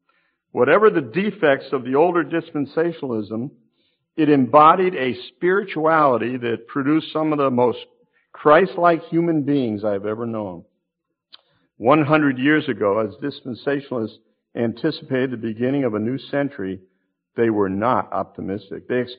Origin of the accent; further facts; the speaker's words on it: West Hartford, Connecticut, United States; I was a brand new believer in Connecticut. My hometown was West Hartford.